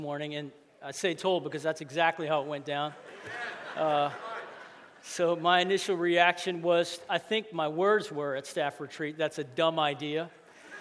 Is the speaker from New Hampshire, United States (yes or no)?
no; Louisiana, United States; I grew up here. It's my hometown